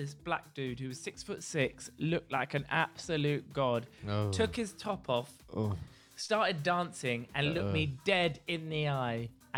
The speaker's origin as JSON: {"language": "English", "region": "South West England", "country": "United Kingdom", "lives_now": "London, United Kingdom", "said": "Well, I moved from London because I'm a Dorset boy and I didn't really know what was going right on."}